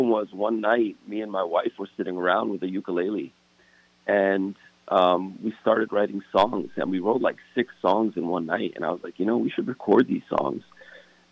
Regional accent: Fort Lee, New Jersey, United States; also born or lived in Hackensack, New Jersey; I was born and raised in Fort Lee, New Jersey

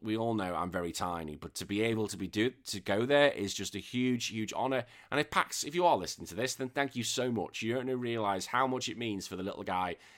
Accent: England, United Kingdom; now in Australia; I'm still England. I'm in England till I die.

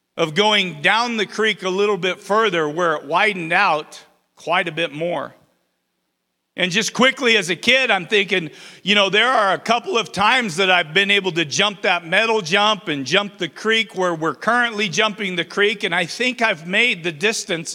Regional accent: Twin Falls, Idaho, United States; also born or lived in Baker City, Oregon; I was born and raised in Twin Falls

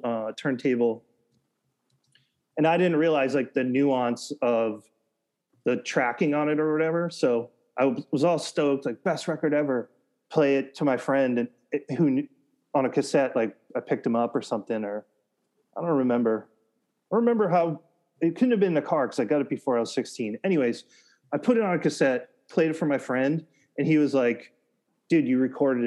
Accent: United States; also born or lived in Massachusetts / New Hampshire; I grew up in cities in Massachusetts and then the suburbs of New Hampshire

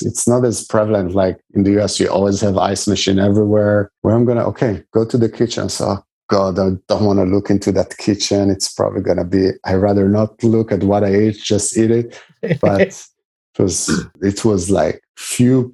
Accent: Israel; when I grew up in Israel at some point with the national team, we had a Russian coach as well

